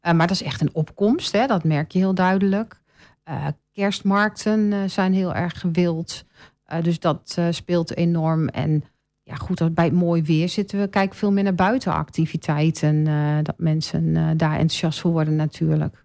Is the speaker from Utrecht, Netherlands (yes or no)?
no; Bennekom, Gelderland, Netherlands; now in Almelo, Netherlands; ik kom van de Veluwe. Ja. ja. Van een heel klein plaatsje en dat heet Bennekom